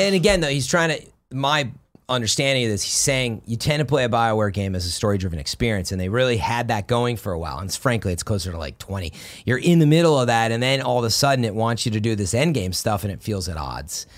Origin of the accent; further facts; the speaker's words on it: Chicago, Illinois, United States; moved away; I'm from Chicago.